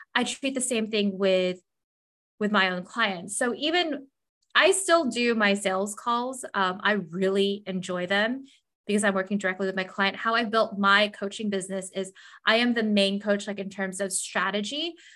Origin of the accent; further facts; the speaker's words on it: Southern California, United States; moved away as an adult; also born or lived in Los Angeles, California / Des Moines, Iowa / Indiana / Montana; I'm originally from California, Southern California